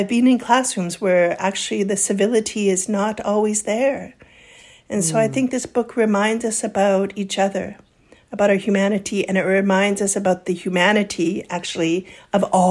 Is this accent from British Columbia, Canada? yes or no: yes; Kamloops, British Columbia, Canada; moved away; where I grew up in Kamloops area.